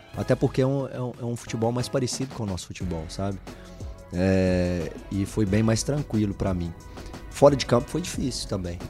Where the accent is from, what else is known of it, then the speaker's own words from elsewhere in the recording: Brazil; moved away as an adult; also born or lived in Netherlands / England; now in Watford, United Kingdom; nós somos brasileiros ou sul-americanos